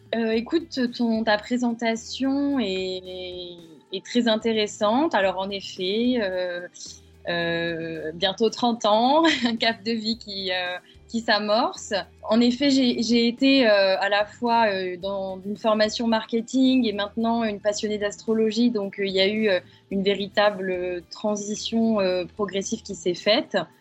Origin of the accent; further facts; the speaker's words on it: the South, France; moved away as an adult; je suis revenue sur ma terre natale euh, dans le sud